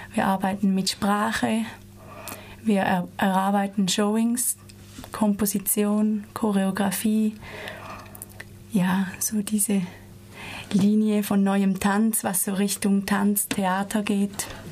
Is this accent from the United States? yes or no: no; Switzerland; moved away as an adult; now in Freiburg, Germany; ich komme aus der Schweiz und bin hier seit zwei Jahren an der TIP-Ausbildung